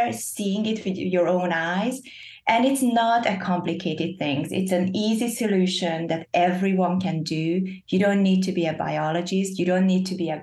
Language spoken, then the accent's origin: English; Hungary; moved away as an adult; also born or lived in Netherlands; now in Nashville, United States; I grew up in Europe, in Hungary, and I studied in the Netherlands, and I moved to Nashville